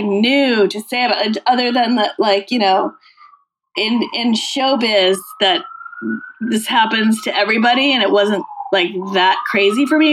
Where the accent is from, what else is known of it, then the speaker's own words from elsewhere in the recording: Massachusetts, United States; I grew up in Massachusetts.